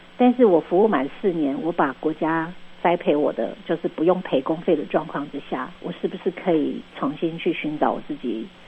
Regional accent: Leye tribe, Alishan Township, Chiayi County, Taiwan; 我是在另外一个部落，我在乐野部落

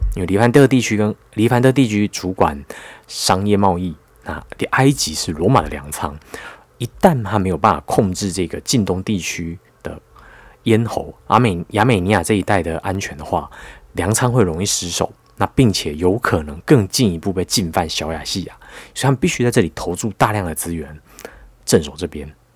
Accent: Taiwan; 我们台湾人

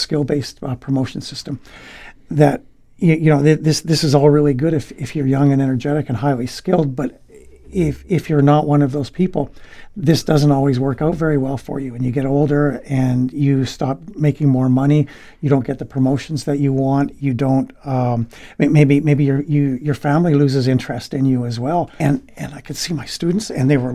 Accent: British Columbia, Canada; moved away as an adult; also born or lived in Japan / Korea; now in Taiwan; I'm from British Columbia. It's a western part of Canada. And we played rugby in school

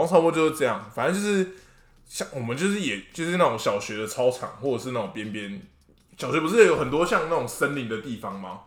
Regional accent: Nantou County, Taiwan; 我是南投人啊，所以我们小时候玩的东西可能就会比较 local 一点

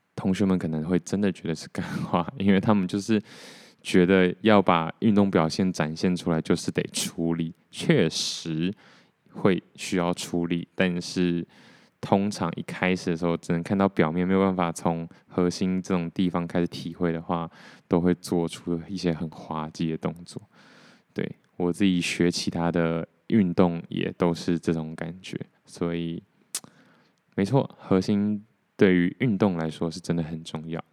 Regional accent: Taiwan; 我如果不是台湾人的话

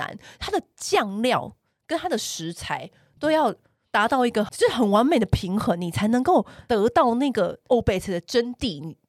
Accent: Taipei, Taiwan; 因为我不是中南部人，我是台北人，

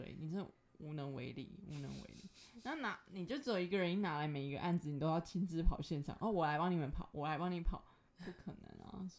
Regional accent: Tainan, Taiwan; 我是台南人，更正一下。

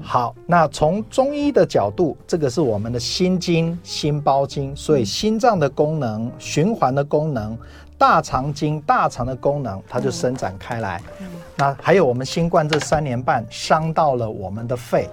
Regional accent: Taiwan; 我在我那个年代刚好是抗生素到了台湾

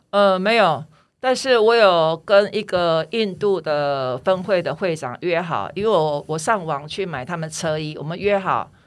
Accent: Taiwan; 我来自台湾

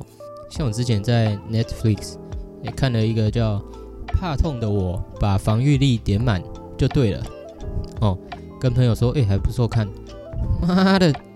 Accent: Taiwan; 当然禁播就换我们台湾人这边不爽了，换我们烧这样。

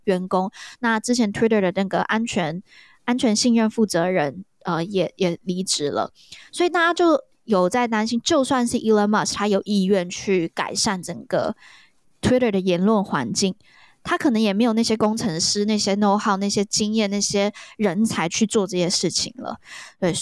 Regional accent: Taiwan; 来自台湾

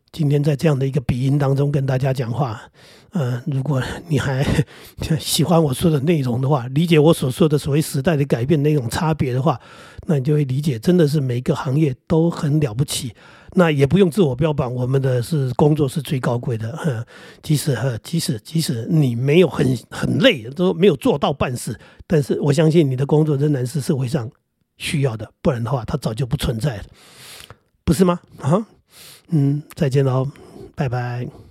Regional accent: Jinguashi, New Taipei, Taiwan; 我在金瓜市水帘洞里长大，那就属于瑞芳地区。那我们是台金公司，台金公司本来就是采矿的

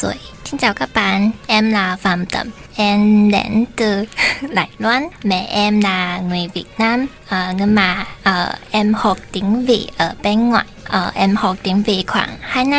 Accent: Taiwan; 我是台湾人，然后我妈妈是越南人，但是我在外面学越南语，然后虽然学了两年，但是学的不是很好

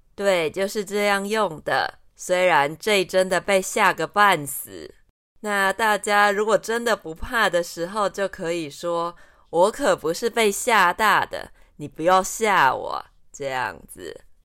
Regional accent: Taiwan; 我们从小就是听中国的威胁长大的

